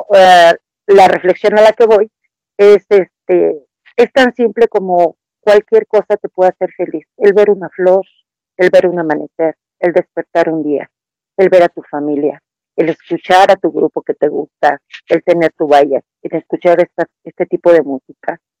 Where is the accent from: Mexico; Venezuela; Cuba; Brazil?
Mexico; yo en este caso hablo de México